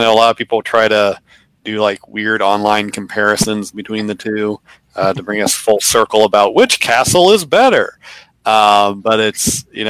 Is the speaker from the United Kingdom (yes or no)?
no; Ohio, United States; moved away; It's spelled Toledo, like the city in my home state.